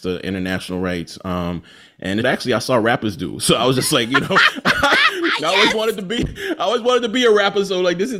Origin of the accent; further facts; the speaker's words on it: Jackson, Mississippi, United States; I was born in Jackson